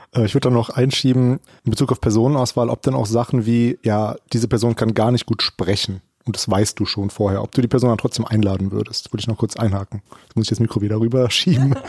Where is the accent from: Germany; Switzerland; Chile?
Germany; als Deutscher